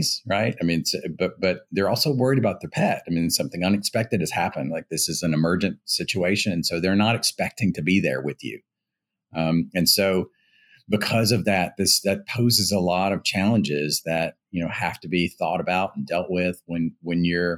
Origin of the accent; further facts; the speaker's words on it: Louisiana, United States; moved away as an adult; also born or lived in Boston; I'm originally from Louisiana